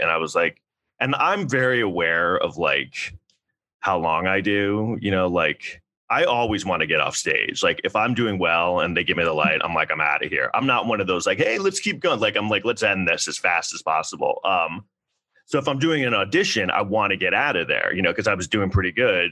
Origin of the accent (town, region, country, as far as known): New York City, New York, United States; born or raised there; also born or lived in Southampton, Long Island